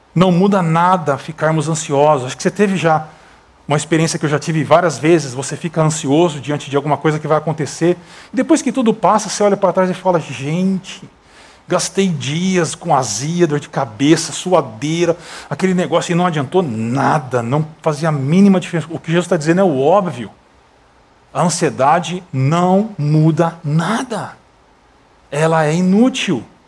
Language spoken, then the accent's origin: Portuguese; Brazil; moved away as an adult; sou brasileiro